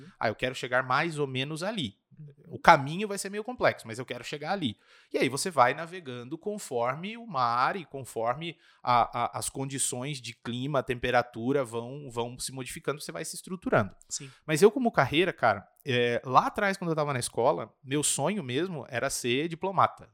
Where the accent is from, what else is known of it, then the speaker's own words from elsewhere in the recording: Registro, São Paulo, Brazil; now in Curitiba, Brazil; eu sou de uma cidade do interior de São Paulo fica mais ou menos 200 quilômetros daqui de, de Curitiba